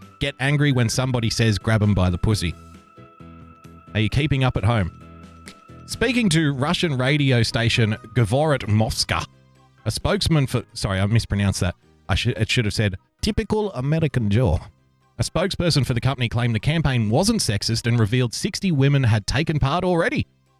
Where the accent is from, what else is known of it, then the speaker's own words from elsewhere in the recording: Australia; Now, as an Australian, I can tell you culturally, we are prone to drinking games and drinking obscene amounts of alcohol whenever possible.